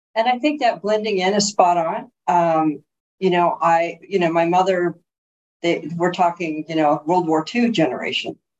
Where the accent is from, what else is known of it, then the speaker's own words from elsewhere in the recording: Bloomington, California, United States; I was raised in San Bernardino